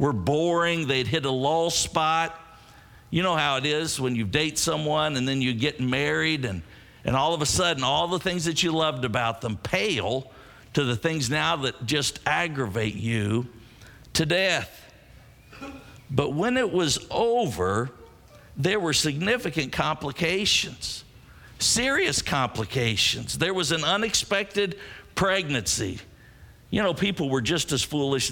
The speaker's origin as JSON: {"language": "English", "town": "Scottsburg", "region": "Indiana", "country": "United States", "tie": "born or raised there", "said": "one of my youth ministers growing up in Scottsburg"}